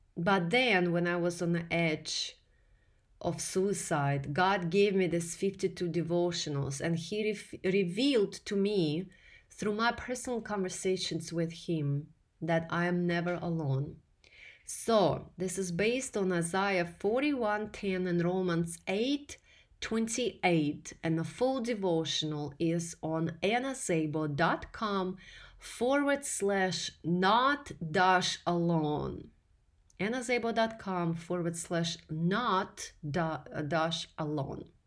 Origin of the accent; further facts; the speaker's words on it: Russia; English is a second language; moved away as an adult; now in United States; here in America, where I came from Russia as a male ordered bride in 2008